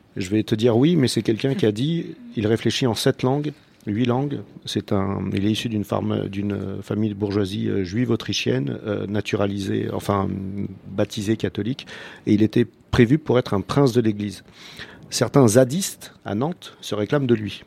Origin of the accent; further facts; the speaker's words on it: Croatia; French is a second language; now in France; quand moi je reviens en Croatie